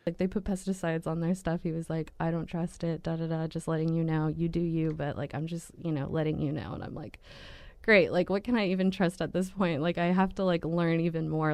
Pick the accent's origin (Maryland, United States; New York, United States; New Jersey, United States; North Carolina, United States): New Jersey, United States; also born or lived in Colorado; I'm from Jersey. I was born in Colorado, so love Colorado too, but spent a lotta time in New Jersey